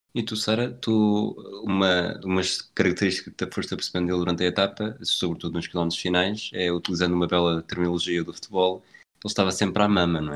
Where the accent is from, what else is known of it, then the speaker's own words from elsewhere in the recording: Portugal; somos portugueses